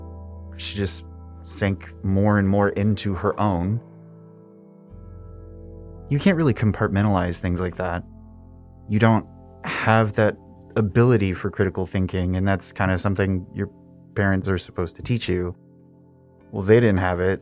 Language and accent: English; Midwest, United States; moved away; also born or lived in Savannah, Georgia; I'm originally from the Midwest. It's boring and cold and flat, and the people are just like the landscape. We moved to Savannah, Georgia. I went to high school there.